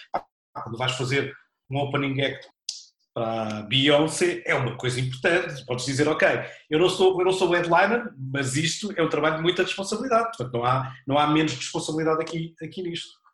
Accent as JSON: {"language": "Portuguese", "town": "Olhão", "region": "Algarve", "country": "Portugal", "tie": "born or raised there", "moved": "yes"}